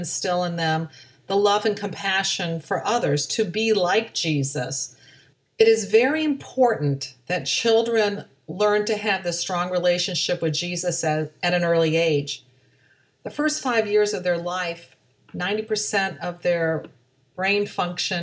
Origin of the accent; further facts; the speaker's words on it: Aurora, Ohio, United States; now in Florida, United States; grew up in Aurora, Ohio, which is a small suburb of Cleveland, Ohio.